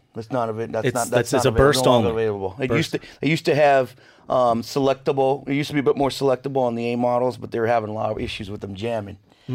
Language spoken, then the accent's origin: English; Seattle, Washington, United States; I grew up in Seattle, and. We'd go to Seafair every year